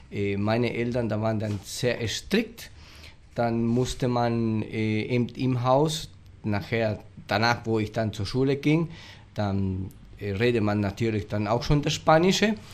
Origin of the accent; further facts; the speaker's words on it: Monte Carlo, Misiones, Argentina; now in Andresito, Argentina; Also wo ich herkomme, das ist Monte Carlo Stadt, äh, das waren praktisch äh, 80 Prozent bloß Deutsche, die, die in diesem Dorf waren.